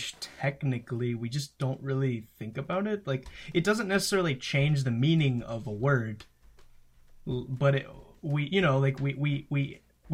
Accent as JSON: {"language": "English", "country": "United States", "said": "I am American"}